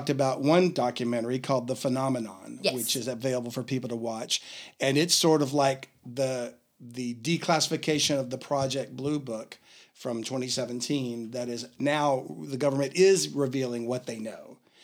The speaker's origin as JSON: {"language": "English", "region": "Louisiana", "country": "United States", "said": "I sound like I'm from Louisiana, don't I? Which I am"}